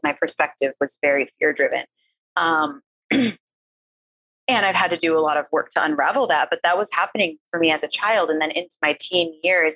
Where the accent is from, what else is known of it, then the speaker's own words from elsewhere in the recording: East Coast, United States; moved away; I was from the East Coast. I grew up in a place where like we didn't really cry very often